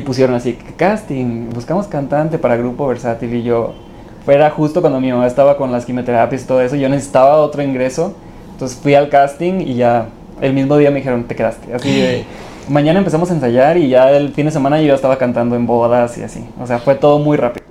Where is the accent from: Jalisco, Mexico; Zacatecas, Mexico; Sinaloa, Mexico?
Sinaloa, Mexico; Los Mochis; moved away as an adult; now in Mexico City, Mexico; Orgullosamente de los mochis